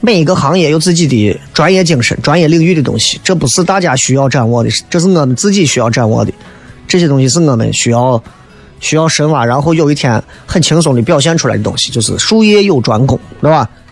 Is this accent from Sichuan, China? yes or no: no; Xi'an, Shaanxi, China; accent: Xi'an dialect; 西安人嘛，就听一些西安自己的这种方言脱口秀的东西